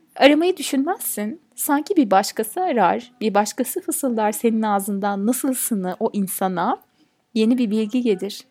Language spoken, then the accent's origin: Turkish; Turkey; ben bir Türk'üm